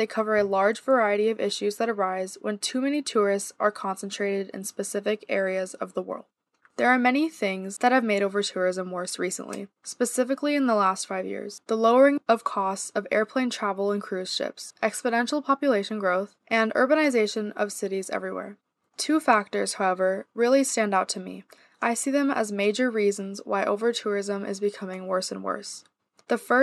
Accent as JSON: {"language": "English", "town": "San Diego", "region": "California", "country": "United States", "tie": "born or raised there", "said": "my hometown of San Diego, California"}